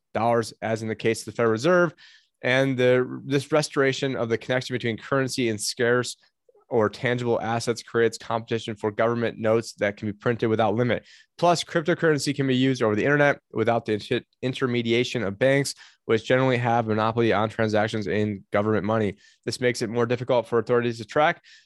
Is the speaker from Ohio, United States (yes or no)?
no; Syracuse, New York, United States; now in Phoenix, United States; my hometown. Uh, I don't live in it anymore